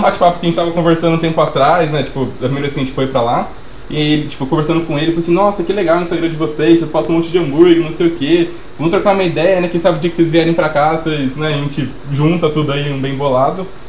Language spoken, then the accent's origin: Portuguese; Sumaré, São Paulo, Brazil; a gente é de Sumaré.